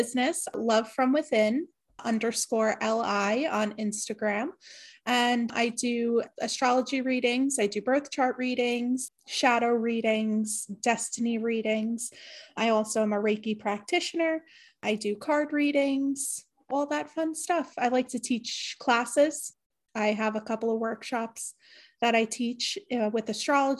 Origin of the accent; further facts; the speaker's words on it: New York, United States; I am from New York